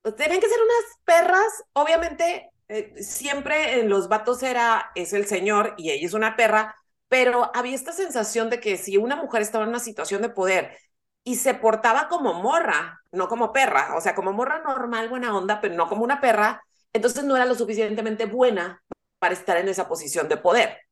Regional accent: northern Mexico, Mexico; El, el inglés que usamos los norteños no es como el inglés que usa Marta de baile

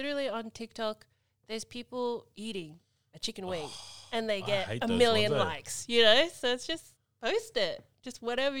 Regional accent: Queensland, Australia; moved away; I am from Queensland.

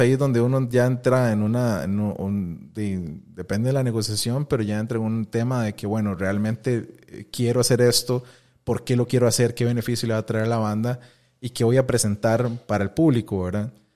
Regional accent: Costa Rica; soy tico

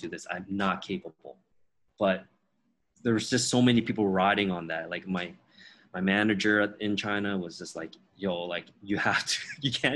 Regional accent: Toronto, Ontario, Canada; first language Teochew; English is a second language; moved away as an adult; also born or lived in Beijing; I was born and raised in Toronto

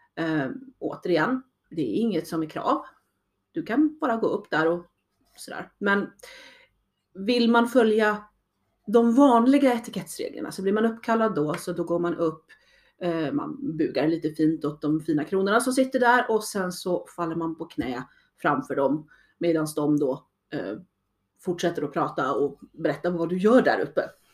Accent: Sweden; jag började i SCA, som då svensk

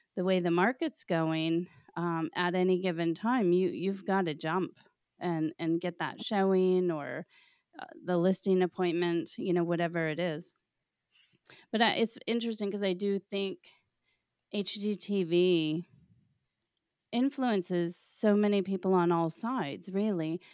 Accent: Florida, United States; moved away; growing up in Florida

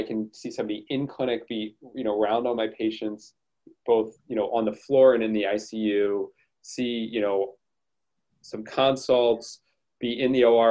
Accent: Delaware, United States; moved away as an adult; also born or lived in Midwest; now in Philadelphia, United States; I remember as a kid going to Phillies games in the vet, going, you know, I'm from Delaware originally

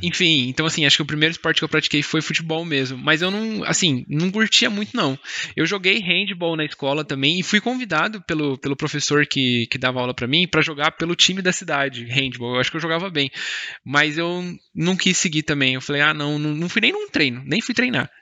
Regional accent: Mogi, São Paulo, Brazil; tinha uma escola de futebol pública aqui na cidade do, de onde eu nasci, Mogi

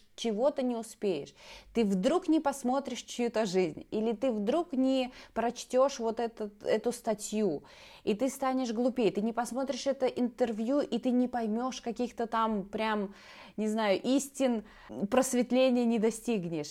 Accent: Belarus; also born or lived in Grodno; я старшая, я живу в Беларуси, пока что в Гродно

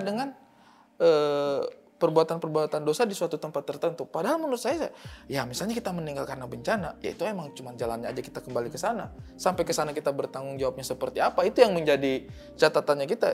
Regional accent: Eastern Indonesia, Indonesia; saya orang timur

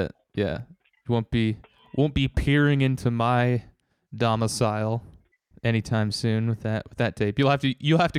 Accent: United States; that kind of stuff is kind of beat into you as an American

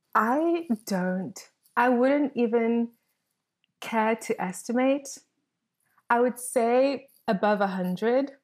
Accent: South Africa; as a South African, we have this motto called Ubuntu

